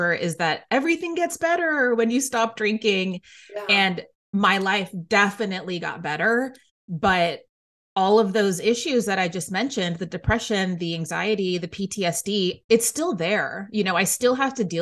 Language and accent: English; Waco, Texas, United States; moved away as an adult; now in New York City, United States; I grew up in Waco, Texas